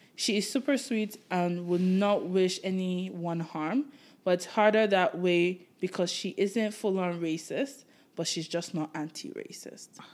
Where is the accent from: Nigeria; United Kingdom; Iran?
Nigeria; now in Canada; I grew up in Nigeria, and it's a majority black